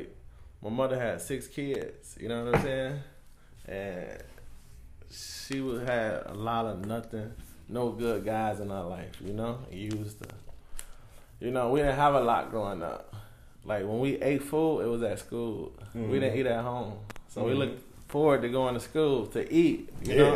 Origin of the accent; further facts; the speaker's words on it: Chicago, Illinois, United States; Grew up in Chicago, South Side, Inglewood